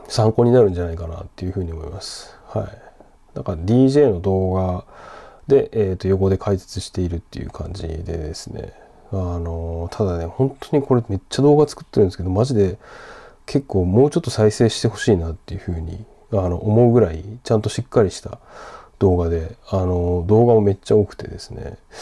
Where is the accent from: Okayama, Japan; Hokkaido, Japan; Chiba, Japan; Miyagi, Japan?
Miyagi, Japan; Sendai; 自分の地元仙台